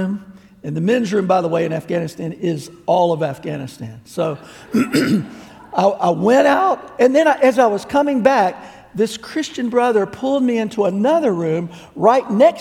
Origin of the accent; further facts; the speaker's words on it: United States; I'm an American